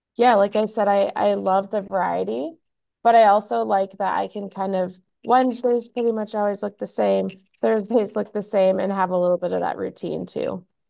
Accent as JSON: {"language": "English", "region": "Minnesota", "country": "United States", "tie": "born or raised there", "said": "I am born and raised in Minnesota"}